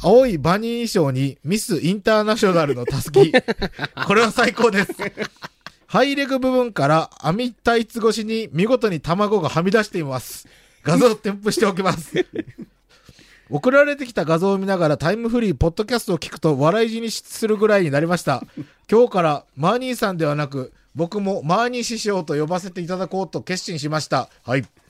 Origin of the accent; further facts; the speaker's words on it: countryside of Ozu, Ehime, Japan; 俺、大津の田舎にやってる田舎出身ですけど